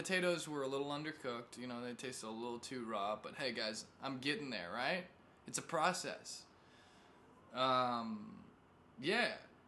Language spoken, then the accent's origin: English; Missouri, United States; also born or lived in California; I'm from Missouri, right? If you didn't catch that. Well, I'm from California and Missouri.